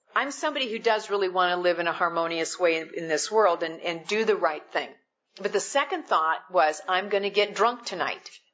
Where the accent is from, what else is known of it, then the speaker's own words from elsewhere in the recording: Midwest, United States; I'm I'm from the Midwest